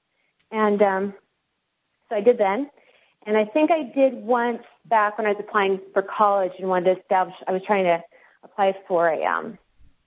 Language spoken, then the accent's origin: English; West Coast, United States; also born or lived in Alabama; now in Tennessee, United States; I grew up on the West Coast, and so I was really never exposed to the Southern idea of race whatsoever